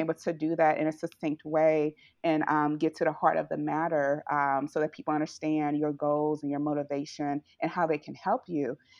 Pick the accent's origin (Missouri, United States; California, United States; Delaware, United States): Missouri, United States; St. Louis; here in my hometown in Saint Louis